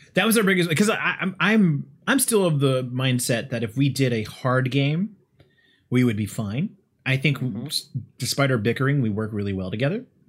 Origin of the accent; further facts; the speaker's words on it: United States; me being an American